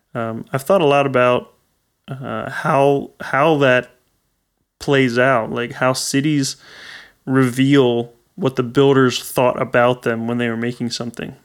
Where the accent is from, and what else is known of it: Pennsylvania, United States